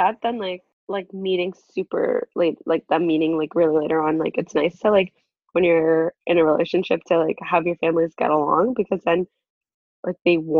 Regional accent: Ottawa, Ontario, Canada

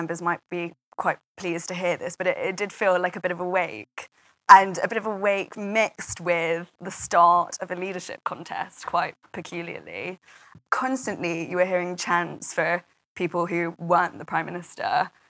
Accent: Manchester, North West England, United Kingdom; And I'm Mancunian myself, so quite like being in Manchester.

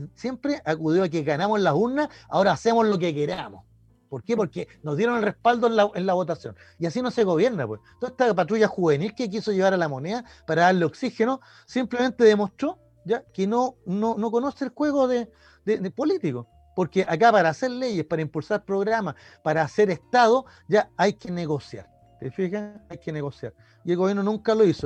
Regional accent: Chile; nosotros como chilenos

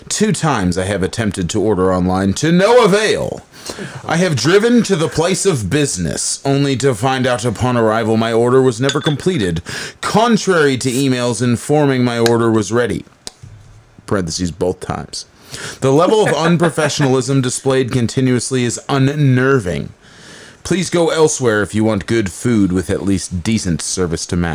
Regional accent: near Sharon, Pennsylvania, United States; moved away; right near my hometown, man.

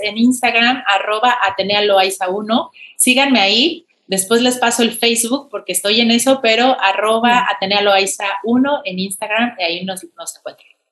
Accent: Mexico; como lo somos los mexicanos

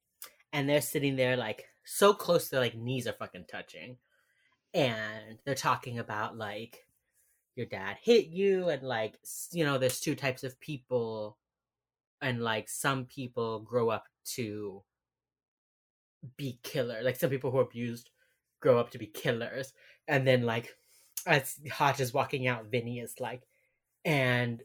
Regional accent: Miami, Florida, United States; moved away; also born or lived in Baltimore; I'm from Miami.

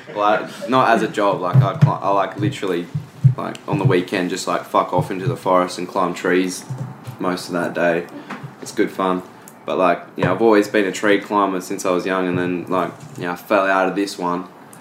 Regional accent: Tweed Heads, New South Wales, Australia; it's like the very eastern point of Australia.

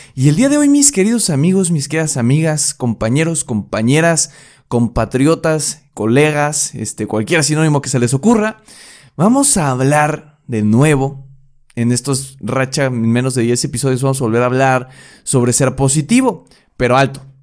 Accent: Querétaro, Mexico; en mi barrio, en mi pueblo, en mi rancho, en Querétaro.

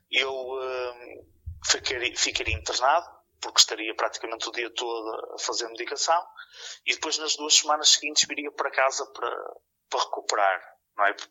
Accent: Porto, Norte, Portugal; sou aqui da zona do Porto

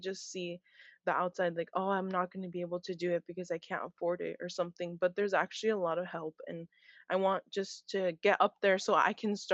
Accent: Hayward, California, United States; also born or lived in San Mateo, California; growing up in Hayward

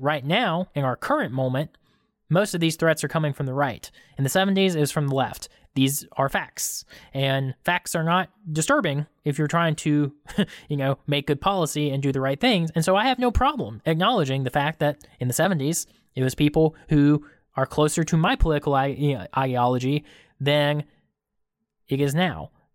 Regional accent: Georgia, United States; we're from Georgia.

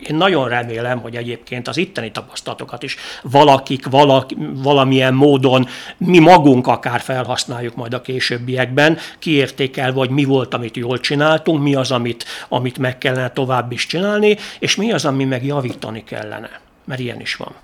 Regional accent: Sopron, Győr-Moson-Sopron, Hungary; én Sopronban nőttem fel

